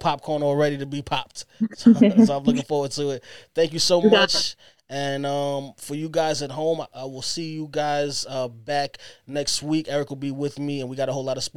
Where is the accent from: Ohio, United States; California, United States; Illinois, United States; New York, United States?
New York, United States; New York City; we from Brooklyn too on this side